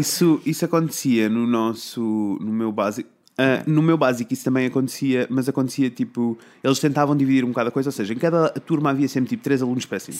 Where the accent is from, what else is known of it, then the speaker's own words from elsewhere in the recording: Coimbra, Centro, Portugal; eu sou de Coimbra, né? Então uhum. eu estudei numa escola básica